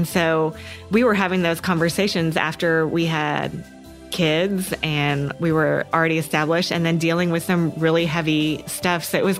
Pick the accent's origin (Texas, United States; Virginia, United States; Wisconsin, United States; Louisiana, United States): Texas, United States; College Station; I'm from College Station, Texas, and so that has kind of been my dream college